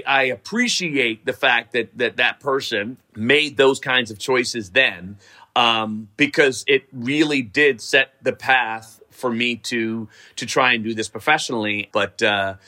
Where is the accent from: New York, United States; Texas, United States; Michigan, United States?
New York, United States; New York City; I grew up in Riverdale